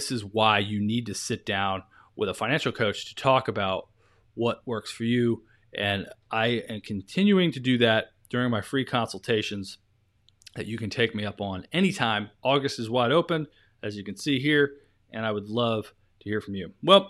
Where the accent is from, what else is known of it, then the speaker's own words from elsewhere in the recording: Maryland, United States; here I am, I'm this kid from Maryland, you know, some rural county, and I had no idea what I was doing.